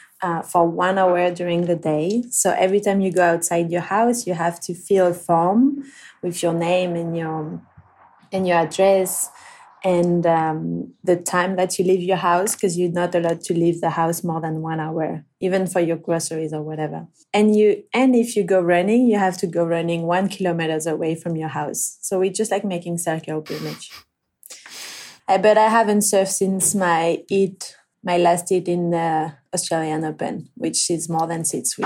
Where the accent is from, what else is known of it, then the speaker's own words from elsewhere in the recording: Réunion; English is a second language; because I'm from Reunion, I haven't been able to surf as much as I wanted because of the shark problems and stuff.